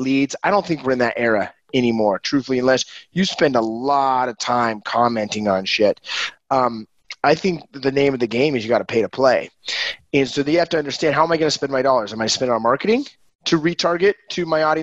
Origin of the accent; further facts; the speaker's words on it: Ogden, Utah, United States; also born or lived in Brazil; Just north of Salt Lake. I'm in Ogden. My hometown is Ogden.